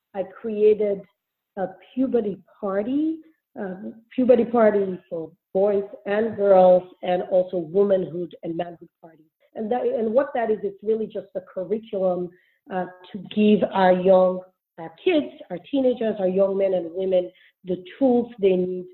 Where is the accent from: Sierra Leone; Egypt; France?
Sierra Leone; I grew up in Sierra Leone.